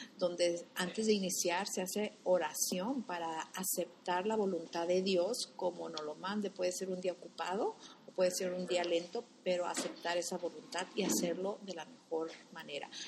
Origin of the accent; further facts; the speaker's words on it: Guadalajara, Jalisco, Mexico; also born or lived in Cuautla, Jalisco; now in United States; somos de originarios de Cuautla, Jalisco. Nos criamos en Guadalajara